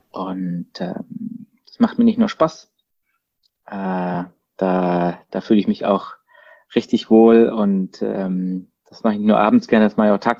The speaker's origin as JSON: {"language": "German", "town": "Freiburg", "region": "Baden-Württemberg", "country": "Germany", "accent": "Baden", "said": "komme ursprünglich aus Freiburg, was man ja unschwer äh, hört an meinem badischen Akzent. Ähm, bin halb Badener, halb Schwabe, zwei Herzen meiner Brust."}